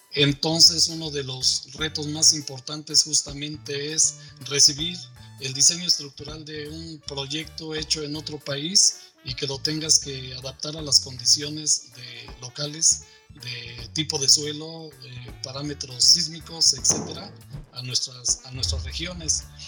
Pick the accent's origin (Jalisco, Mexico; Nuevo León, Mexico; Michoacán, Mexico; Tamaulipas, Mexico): Michoacán, Mexico; Morelia; now in Mexico City, Mexico; regresar a Morelia, a mi pueblo